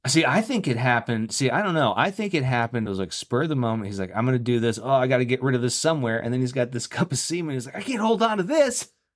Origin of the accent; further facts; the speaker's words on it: Florida, United States; I'm from Florida